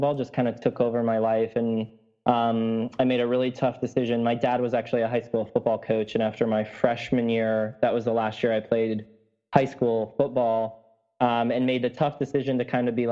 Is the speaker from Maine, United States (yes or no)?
no; Wisconsin, United States; moved away as an adult; also born or lived in Hillsdale, Michigan; now in New York City, United States; I'm a Midwest boy turned current New York City resident, but I grew up in Wisconsin